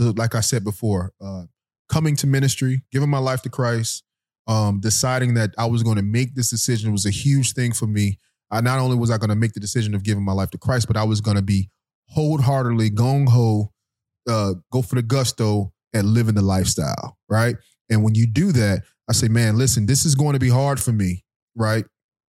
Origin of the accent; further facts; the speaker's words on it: Guilford, Florida, United States; I went to St. Elizabeth Worship Center growing up in Guilford, Florida.